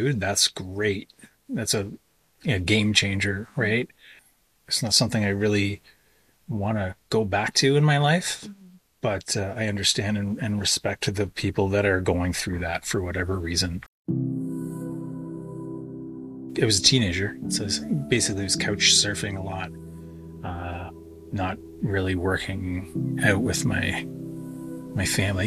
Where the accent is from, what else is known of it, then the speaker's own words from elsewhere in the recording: White Sand First Nation, Ontario, Canada; now in Peterborough, Canada; I am Loon Clan from White Sand First Nation